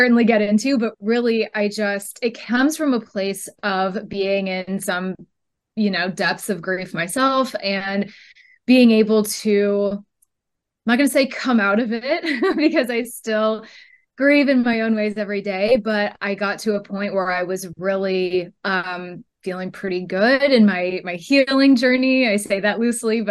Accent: Northern California, United States; I am from Northern California

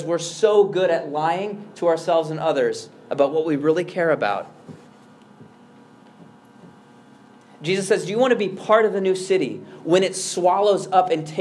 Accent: Chicago, Illinois, United States; I'm an American. I'm a Chicagoan. I'm an urbanite.

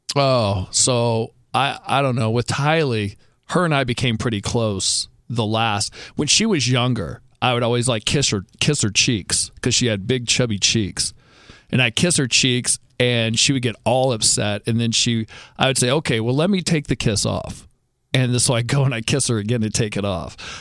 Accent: Southern California, United States; We grew up in Southern California in a great house, in a great neighborhood

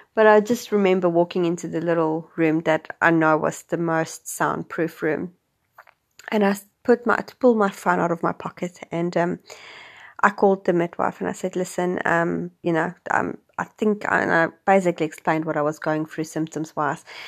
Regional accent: South Africa; moved away as an adult; also born or lived in Wellington, New Zealand; now in New Zealand; I'm originally from South Africa, and I have been living in New Zealand for the last six years

